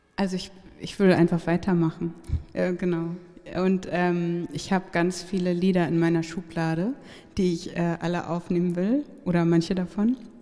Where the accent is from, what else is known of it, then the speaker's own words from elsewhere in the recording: Hamburg, Germany; now in Berlin, Germany; ich bin aufgewachsen da in der Nähe von der Sternschanze